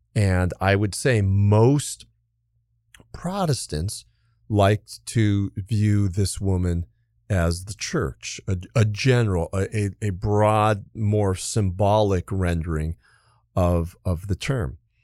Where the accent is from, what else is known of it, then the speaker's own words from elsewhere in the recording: Los Angeles County, California, United States; I was born in California. And so California, and even mm. more specifically, Los Angeles County